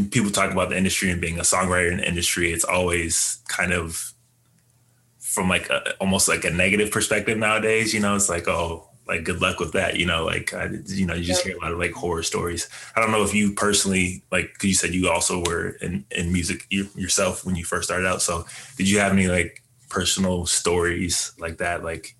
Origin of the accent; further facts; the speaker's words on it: Colorado Springs, Colorado, United States; we're both from Colorado too. Colorado Springs is where you like went to high school together.